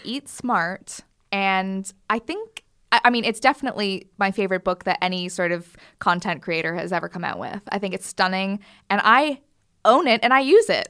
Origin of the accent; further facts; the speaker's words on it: Canada; moved away; my s, like, town in Canada